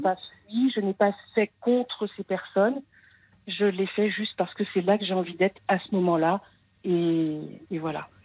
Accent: Paris, Île-de-France, France; moved away as an adult; Je suis née à Paris, j'avais jamais quitté Paris de ma vie.

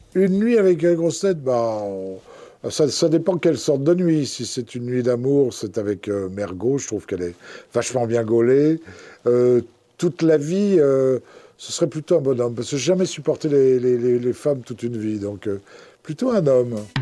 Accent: Bois-Colombes, Île-de-France, France; also born or lived in Gers; je suis né à Bois-Colombes, qui est la banlieue parisienne.

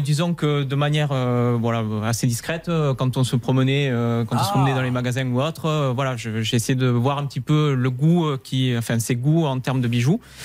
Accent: Toulouse, Occitania, France; moved away as an adult; now in Bordeaux, France; Je suis de Toulouse et on a ménagé ensemble à Bordeaux.

